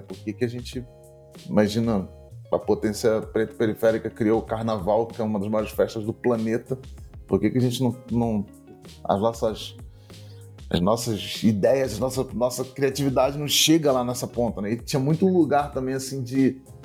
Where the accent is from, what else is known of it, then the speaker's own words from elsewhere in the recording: Niterói, Rio de Janeiro, Brazil; Eu sou de Niterói, vizinho da, da Samanta